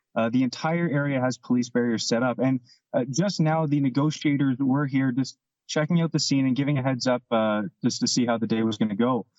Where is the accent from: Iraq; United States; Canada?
Canada; we're Canadian